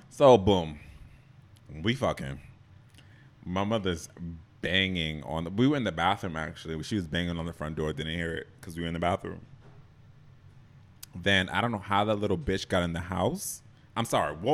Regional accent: Jamaica; If you guys are like longtime listeners, you already know I'm Jamaican.

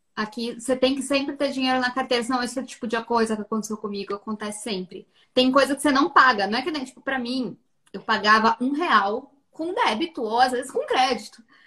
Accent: Brazil; moved away; Nós, como brasileiras, temos essa dor de ir para o mundo

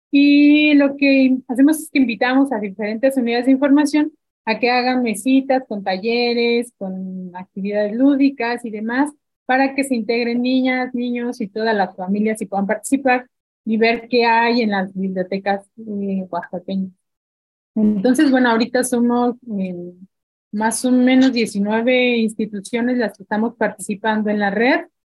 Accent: Mexico City, Mexico; now in Oaxaca, Mexico; Yo tenía apenas dos años viviendo aquí, yo vengo de la Ciudad de México

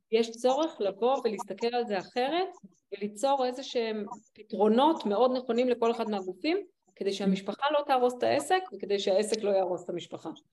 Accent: Israel

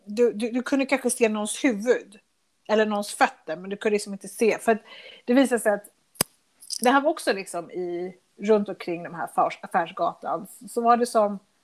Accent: Sweden; also born or lived in Chile; Sverige där jag växte upp

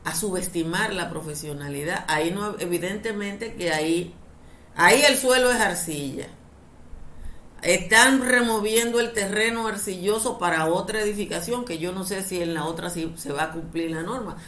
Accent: Dominican Republic

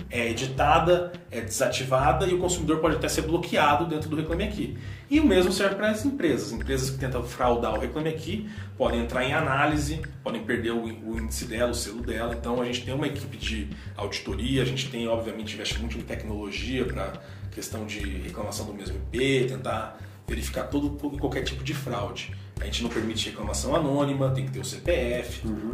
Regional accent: Campo Grande, Mato Grosso do Sul, Brazil; moved away as an adult; now in São Paulo, Brazil; eu sou de Campo Grande

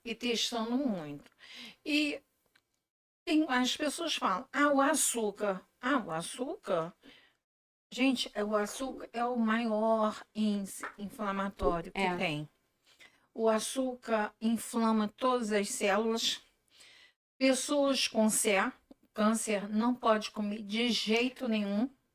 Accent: Macaé, Rio de Janeiro, Brazil; now in Niterói, Brazil; Sou de Macaé, moro aqui há 42 anos

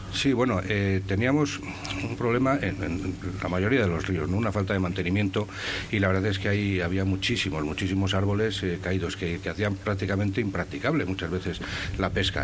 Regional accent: Saldaña, Castile and León, Spain; yo soy de Saldaña

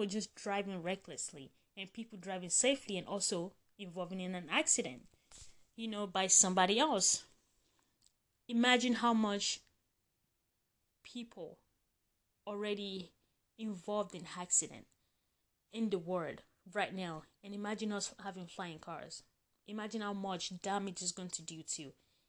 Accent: Nigeria; I grew up in Nigeria

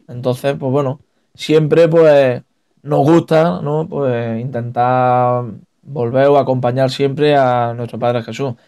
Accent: San Ildefonso, Andalusia, Spain; also born or lived in Albanchez de Mágina; Yo que vivo en San Ildefonso, pues, me he criado Con la Veracruz, el Huerto, la Soledad

